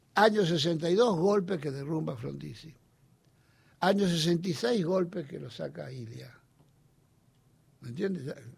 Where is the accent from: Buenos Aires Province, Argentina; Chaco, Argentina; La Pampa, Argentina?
Buenos Aires Province, Argentina; Olivos; Yo nací en Olivos